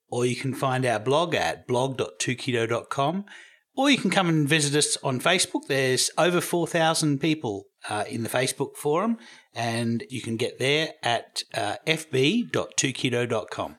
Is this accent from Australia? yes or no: yes; Australia; I'm Australian